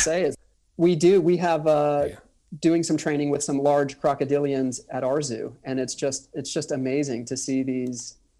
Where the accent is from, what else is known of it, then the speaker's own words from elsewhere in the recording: Orlando, Florida, United States; moved away as an adult; also born or lived in Washington, District of Columbia, United States / Manhattan; I'm from the Orlando area. Um, I grew up, even though it was the suburbs, it was still Florida